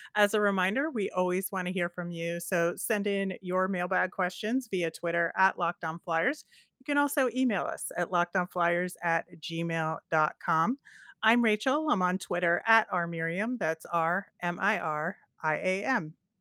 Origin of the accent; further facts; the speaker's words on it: Philadelphia, Pennsylvania, United States; the one way that people can tell I'm from the Philadelphia area is the way I say water ice